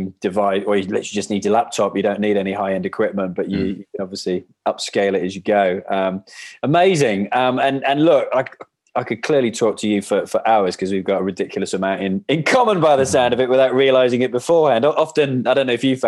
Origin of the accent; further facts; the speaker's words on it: Canada; moved away; also born or lived in England / Wales / Bath, England; we moved to Canada when I was like 3 months old and I was brought up in Canada. But then when we moved back to England